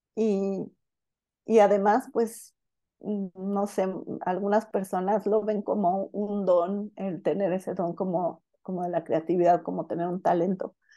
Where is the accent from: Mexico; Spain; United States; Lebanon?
Mexico; Guadalajara, Jalisco; yo nací en Guadalajara, este, y bueno, aunque, aunque nací aquí en Guadalajara